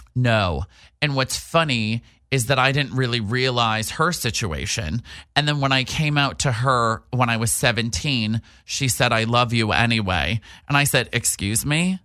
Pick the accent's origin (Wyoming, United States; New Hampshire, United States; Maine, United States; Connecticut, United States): New Hampshire, United States; accent: East Coast; moved away; also born or lived in New York City; big time East Coast. I'm from New Hampshire